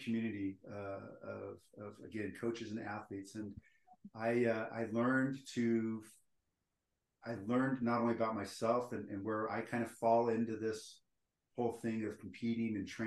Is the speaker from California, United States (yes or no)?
yes; Stockton, California, United States; now in Utah, United States; I'm actually from Northern California, Stockton, California.